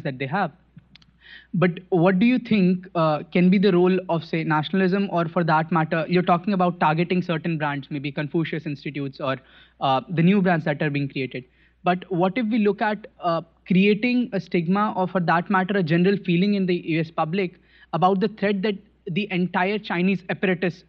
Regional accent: India; moved away; I'm from India, an undergrad student.

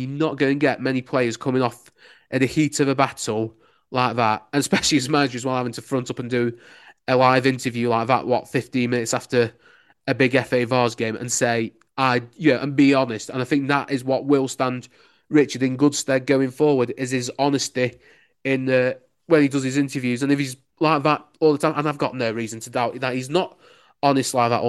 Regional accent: Lancashire, North West England, United Kingdom; accent: Lancashire; moved away; You could probably tell from my accent, I'm a Lancashire lad.

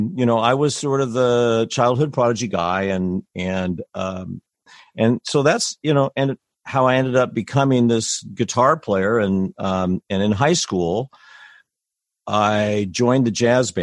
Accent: Lafayette, California, United States; I grew up in Lafayette

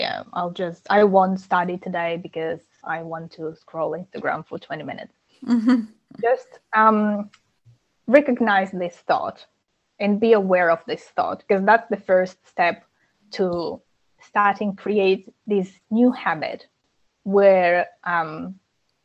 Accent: Ukraine; moved away; I'm originally from Ukraine

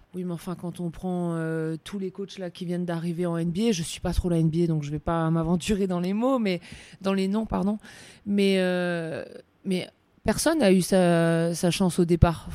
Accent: France; chez nous, en France

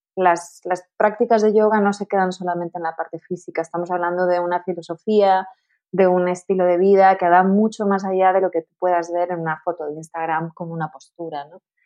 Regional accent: Tenerife, Canary Islands, Spain; moved away; also born or lived in Madrid; me mudé a Madrid porque yo soy de Tenerife

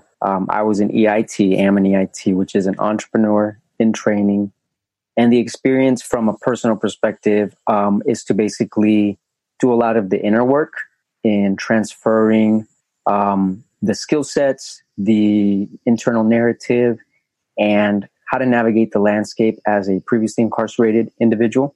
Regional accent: Las Vegas, Nevada, United States; also born or lived in Colombia; now in Texas, United States; I was an immigrant from Colombia, being raised in Vegas.

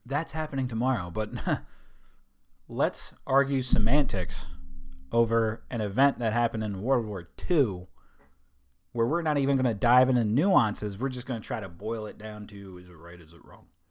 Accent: Delaware, United States; moved away; My home state.

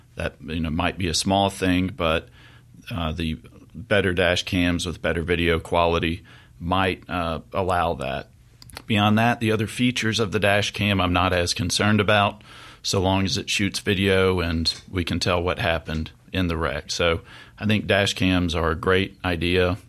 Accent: Jackson, Mississippi, United States; also born or lived in Oxford, Mississippi; I'm born and raised in Mississippi, uh, hail from the Mississippi Delta, but grew up in Jackson

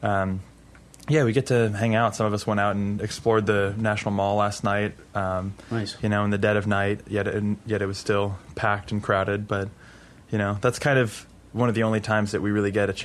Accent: Kensington, Maryland, United States; moved away as an adult; also born or lived in Czech Republic; now in Austin, United States; I grew up in Maryland. Uh-huh. I grew up in Kensington

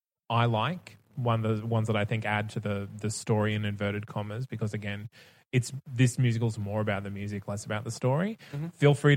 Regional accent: Australia; I guess as Australian

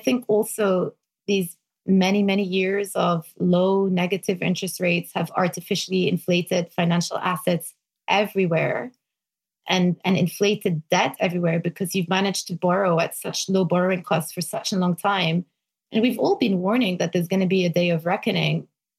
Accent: Lebanon; Back when I grew up in Lebanon, $1 was equivalent to 1,500 Lebanese lira.

